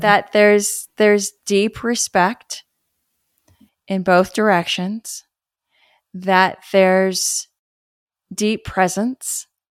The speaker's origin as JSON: {"language": "English", "town": "Los Angeles", "region": "California", "country": "United States", "tie": "born or raised there", "said": "where I grew up in West"}